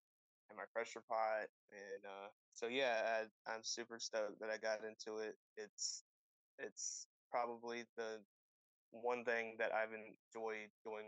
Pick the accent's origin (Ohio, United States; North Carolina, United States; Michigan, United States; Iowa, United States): North Carolina, United States; Eastern; I am from Eastern North Carolina